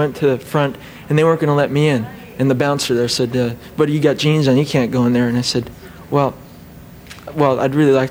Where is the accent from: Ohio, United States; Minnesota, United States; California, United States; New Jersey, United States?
New Jersey, United States; moved away; I'm from New Jersey, which is back east